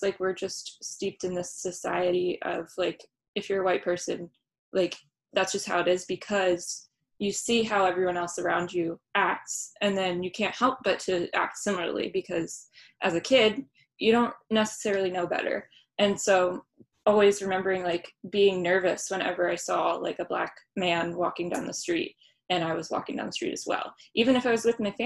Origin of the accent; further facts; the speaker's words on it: Baltimore, Maryland, United States; growing up in Baltimore